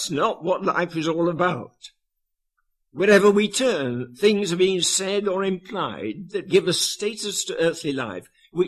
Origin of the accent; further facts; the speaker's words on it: Yorkshire and the Humber, United Kingdom; I was born and brought up in Yorkshire